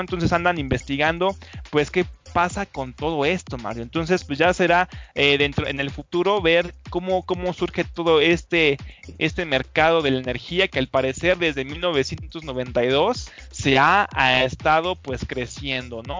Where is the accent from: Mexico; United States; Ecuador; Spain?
Mexico